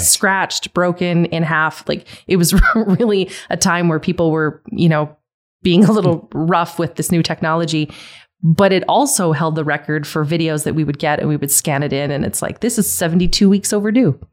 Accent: Calgary, Alberta, Canada; Growing up in Calgary

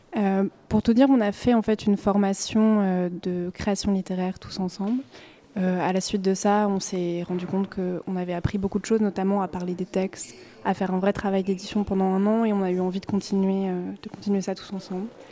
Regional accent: western France, France; now in Brussels, Belgium; j'ai grandi dans l'ouest de la France

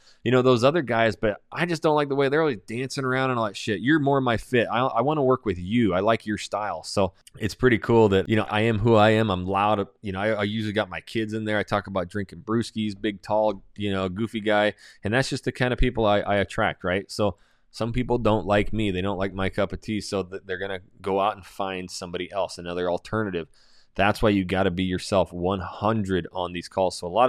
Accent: Coeur d'Alene, Idaho, United States; okay, I'm from Coeur d'Alene, Idaho, Hayden Lake, Idaho.

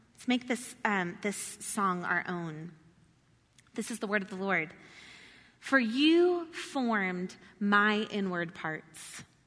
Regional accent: the South, United States; I'm from the South

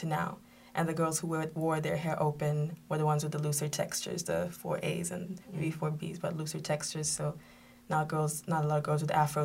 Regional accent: Kenya; I grew up in Kenya.

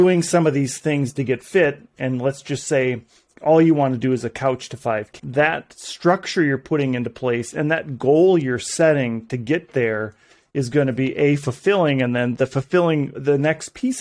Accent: northern Minnesota, United States; I'm from Minnesota, so northern Minnesota

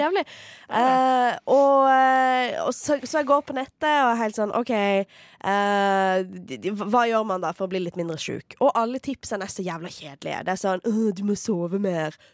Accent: Farsund, Agder, Norway; now in Oslo, Norway; huset mitt hjemme i Farsund, det der min offisielle adresse

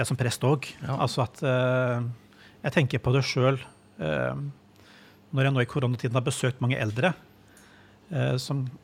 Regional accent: Madagascar; also born or lived in Mali; Det ene er der jeg, der jeg er født og vokst opp, på Madagaskar. Ja. Som jo er en veldig frodig øy, og, og hvor kirken står ganske sterkt

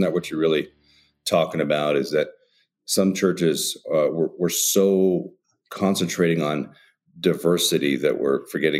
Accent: Oregon, United States; You know, I was raised in Oregon.

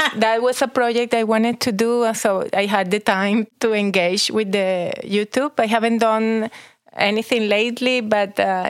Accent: Caracas, Capital District, Venezuela; moved away; also born or lived in Abruzzo, Italy; Well, I was born in Venezuela, in Caracas, Venezuela. From Italian immigrants.

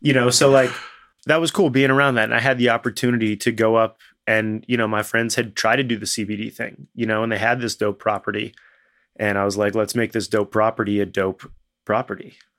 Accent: Winooski, Vermont, United States; I grew up in Winooski, you know, which is the most urban area of Vermont

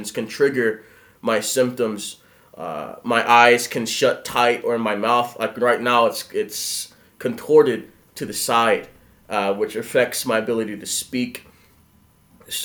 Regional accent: Philadelphia, Pennsylvania, United States; I'm from Philadelphia, Pennsylvania.

